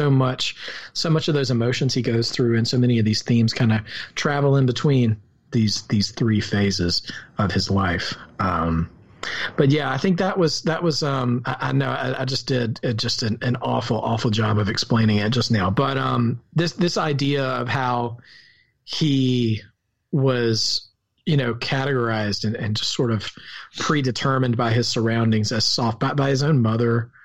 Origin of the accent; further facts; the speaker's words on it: the South, United States; accent: rural Southern; My rural Southern accent